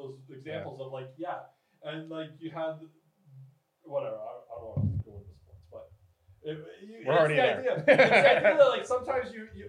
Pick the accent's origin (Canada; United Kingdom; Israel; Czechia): Canada; being Canadian and whatever.